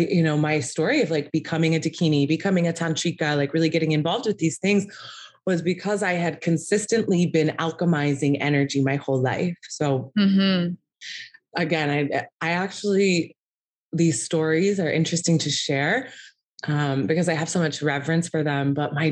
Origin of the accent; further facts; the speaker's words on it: Valparaiso, Indiana, United States; moved away; I'm from small town in Indiana.